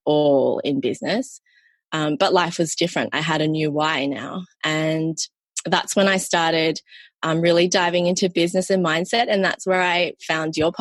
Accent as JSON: {"language": "English", "town": "Sydney", "region": "New South Wales", "country": "Australia", "tie": "born or raised there", "also_born_or_lived": "Malaysia", "said": "I'm from Sydney, Australia"}